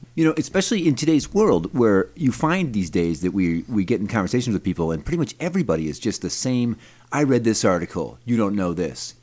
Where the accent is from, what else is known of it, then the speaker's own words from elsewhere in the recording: Brighton, New York, United States; also born or lived in Rochester, New York; I grew up in Brighton, New York, which is a little, you know, kinda rich suburb of Rochester